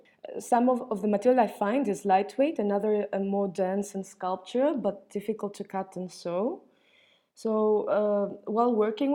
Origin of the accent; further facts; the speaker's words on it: Athens, Attica, Greece; also born or lived in London; I grew up in Athens, where unfinished buildings exist in excess, like in the most simple form of concrete slabs and columns.